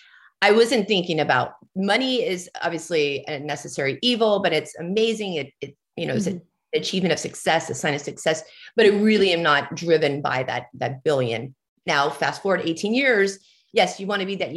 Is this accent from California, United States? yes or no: yes; Southern California, United States; I grew up in Southern California.